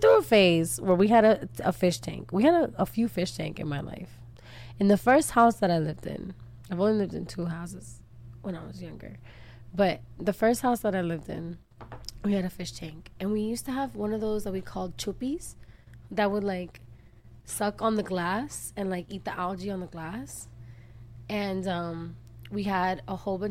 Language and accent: English; Miami, Florida, United States; I grew up in Miami and I was at the beach all the time